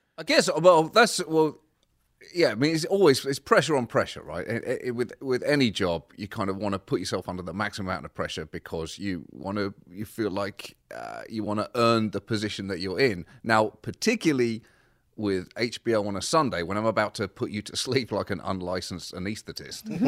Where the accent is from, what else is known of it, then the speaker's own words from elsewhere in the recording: Bedford, East of England, United Kingdom; moved away as an adult; also born or lived in Birmingham / Liverpool; now in United States; I was born in Birmingham. My family are from Liverpool, and I was raised in Bedford, uh, just about an hour north of London.